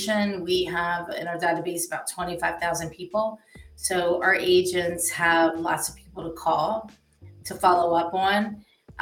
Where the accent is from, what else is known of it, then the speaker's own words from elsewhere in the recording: Philadelphia, Pennsylvania, United States; I grew up in Northeast Philadelphia.